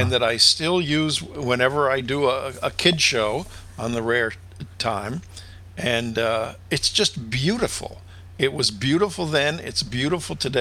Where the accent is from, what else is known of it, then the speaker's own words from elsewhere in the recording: Arcadia, California, United States; I grew up in Arcadia, which was about 25 miles from Long Beach.